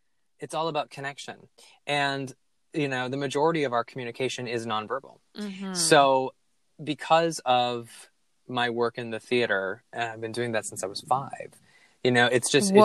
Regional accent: Minneapolis, Minnesota, United States; Minneapolis, my hometown

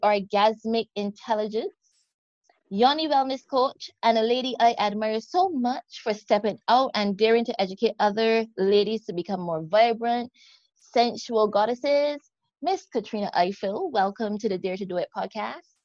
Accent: Barbados; accent: Barbadian; The accent you're hearing is that of the beautiful country of Barbados. Yep, I'm from the West Indies.

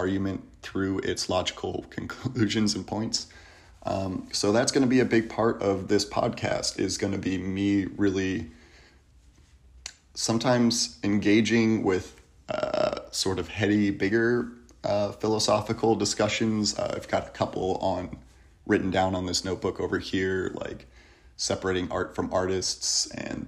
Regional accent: Kent, Ohio, United States; I'm from Kent, Ohio. It is a beautiful little college town between Cleveland and Akron.

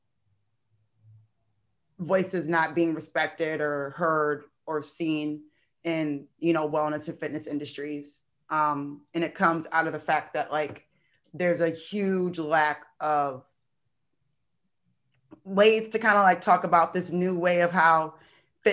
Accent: Michigan, United States; I grew up in Michigan

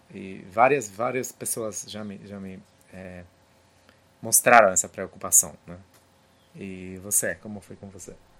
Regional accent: Poland; Portuguese is a second language; moved away; also born or lived in United States; Eu entendo isso também como polonês

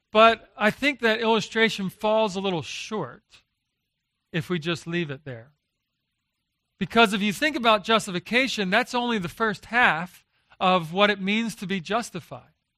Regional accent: Philadelphia, Pennsylvania, United States; moved away as an adult; now in Texas, United States; I grew up in Philadelphia, uh, but I married a, uh, a Texan

